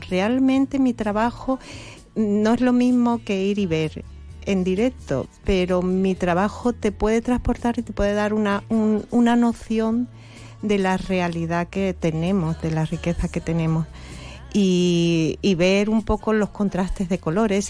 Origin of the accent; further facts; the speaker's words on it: Campo de Gibraltar, Andalusia, Spain; moved away; yo soy de aquí, me afinqué, volví a, mi tierra